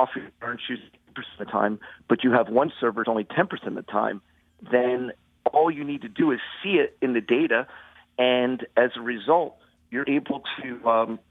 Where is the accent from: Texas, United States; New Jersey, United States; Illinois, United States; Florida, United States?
New Jersey, United States; Haddonfield; I'm from Haddonfield, New Jersey, you know, which is just a neighboring town